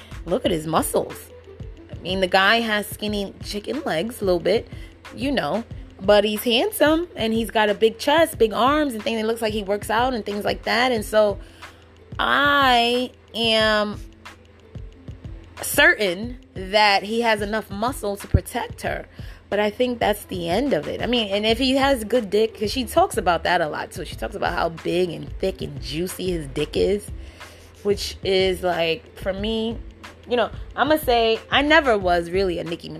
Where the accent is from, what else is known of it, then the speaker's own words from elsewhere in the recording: New York City, New York, United States; I'm from the Bronx.